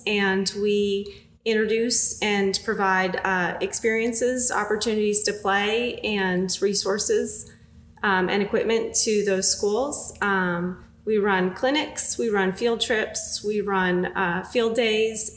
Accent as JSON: {"language": "English", "region": "Massachusetts", "country": "United States", "tie": "born or raised there", "moved": "as an adult", "lives_now": "Greensboro, United States", "said": "I grew up in Massachusetts, came down"}